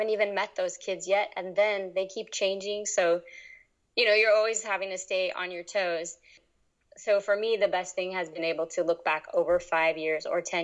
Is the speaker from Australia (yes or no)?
no; East Coast, United States; also born or lived in New York City; I grew up mostly on the East Coast